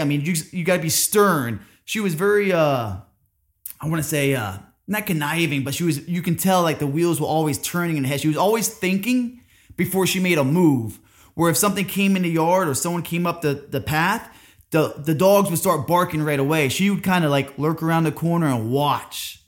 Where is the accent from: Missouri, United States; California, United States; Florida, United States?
Florida, United States; Orlando; also born or lived in Cooperstown, New York; I grew up in Orlando, Florida